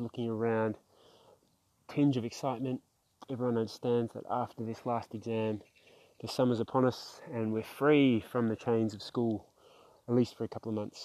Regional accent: South Australia, Australia; also born or lived in Melbourne, Victoria, Australia; managed to arrive to Australia, where we grew up in South Australia, eventually settling in the western suburbs of Melbourne

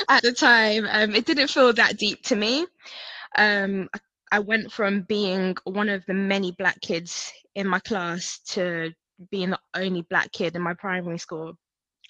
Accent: Hertfordshire, East of England, United Kingdom; also born or lived in North London / Nigeria; I grew up in North London, and at a very early age, I moved to Hertfordshire

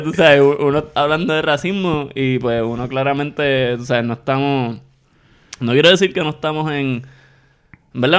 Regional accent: Puerto Rico; como somos todos los puertorriqueños

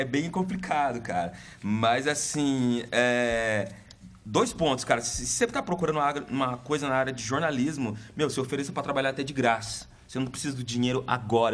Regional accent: Curitiba, Paraná, Brazil; nasci na Vila Trindade, acho que a maioria conhece, aqui em Curitiba, uma comunidade bem carente

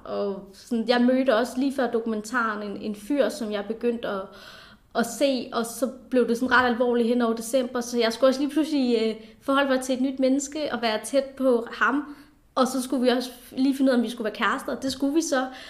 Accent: South Funen, Southern Denmark, Denmark; also born or lived in India; jeg er adopteret fra Indien, og kom herop, da jeg var cirka 3,5 år gammel, og, øh, og voksede op på, på Sydfyn

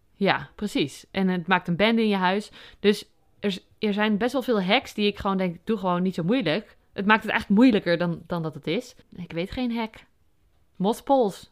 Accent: Overijssel, Netherlands; moved away as an adult; also born or lived in Utrecht; now in Noordwijk, Netherlands; ik ben ehm, opgegroeid in Overijssel

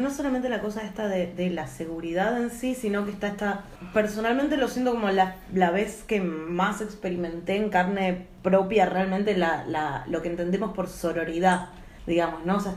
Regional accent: Buenos Aires, Argentina; si así es para nosotras que somos porteñas, lo que debe ser volverte del encuentro a Chaco o a Santiago

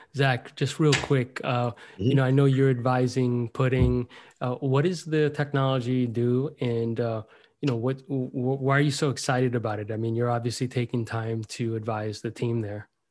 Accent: Miami, Florida, United States; This is my hometown

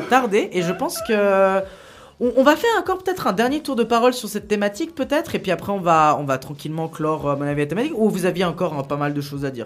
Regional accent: Italy; je suis italien

